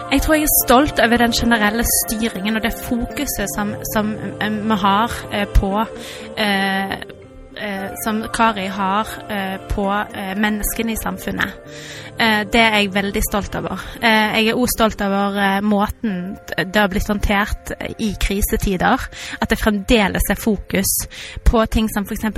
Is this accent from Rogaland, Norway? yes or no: yes; Haugalandet, Rogaland, Norway; moved away as an adult; now in Stavanger, Norway; jeg er opprinnelig fra Haugalandet